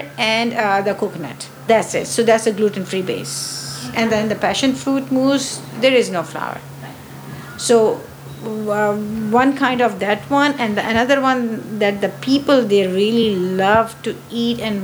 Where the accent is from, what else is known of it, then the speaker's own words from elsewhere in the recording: Pakistan; moved away; I'm a French pastry chef, but my origin is from Pakistan